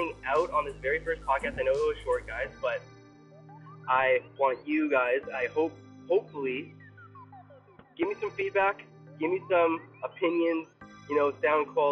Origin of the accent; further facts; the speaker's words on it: Toronto, Ontario, Canada; I'm from Toronto, Ontario, Canada. So proud to be from here